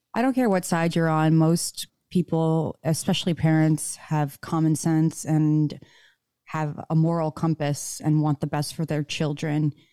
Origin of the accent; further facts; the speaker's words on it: Michigan, United States; now in Nevada, United States; the public schools I grew up in Michigan